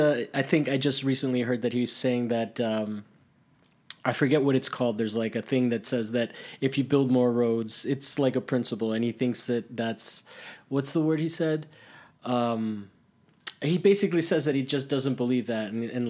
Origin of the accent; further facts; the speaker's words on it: Miami, Florida, United States; now in Los Angeles, United States; I come from Miami, which also has like its griminess.